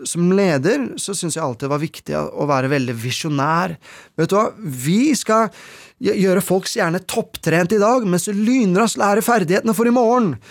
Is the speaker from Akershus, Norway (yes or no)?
yes; Asker, Akershus, Norway; hjemme i Hallenskog, hvor jeg vokste opp